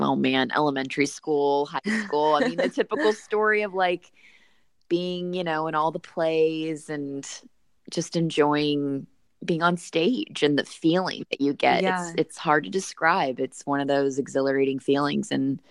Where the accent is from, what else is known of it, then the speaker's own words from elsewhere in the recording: St. Louis, Missouri, United States; moved away as an adult; now in Los Angeles, United States; So I'm from St. Louis, Missouri.